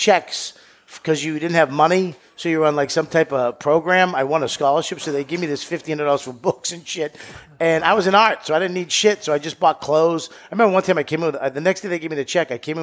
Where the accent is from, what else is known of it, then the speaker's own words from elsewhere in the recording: Boston, Massachusetts, United States; also born or lived in Lawrence; I'm from Boston. I'm, Irish Italian